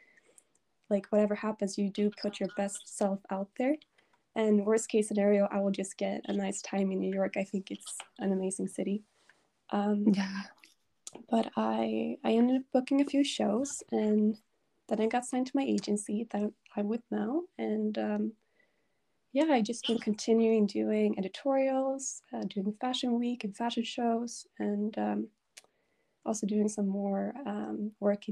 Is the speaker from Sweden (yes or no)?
yes; Sweden; I'm from Sweden.